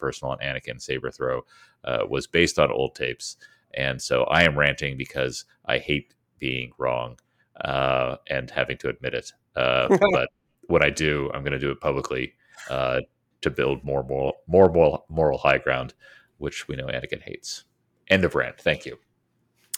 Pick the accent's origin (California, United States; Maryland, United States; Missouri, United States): Maryland, United States; where I grew up in Maryland